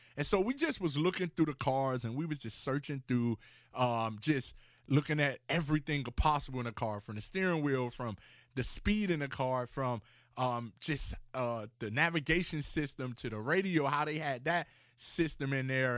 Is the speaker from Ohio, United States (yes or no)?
no; Miami, Florida, United States; I grew up in Miami, Florida